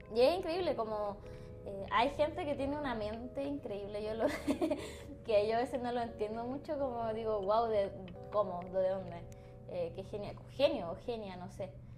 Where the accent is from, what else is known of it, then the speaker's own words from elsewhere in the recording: Coquimbo, Chile; moved away as an adult; now in Santiago, Chile; soy de la región de Coquimbo